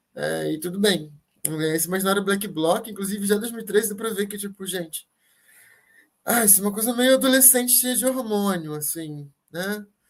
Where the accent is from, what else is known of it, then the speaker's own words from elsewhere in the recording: Brazil; enquanto brasileiros aqui agora